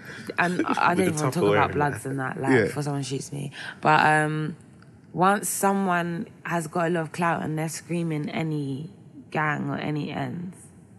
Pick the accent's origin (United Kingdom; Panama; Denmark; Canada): United Kingdom; London; I grew up in West, so I went to High Street Kensington a lot